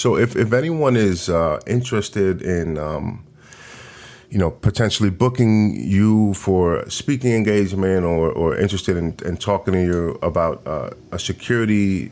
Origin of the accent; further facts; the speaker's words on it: New York, United States; So I'm from New York, and when I was a teenager, the crime was pretty high.